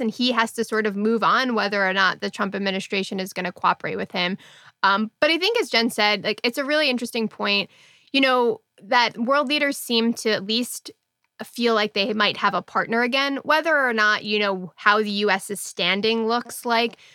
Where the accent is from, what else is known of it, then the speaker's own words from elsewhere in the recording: United States; as an American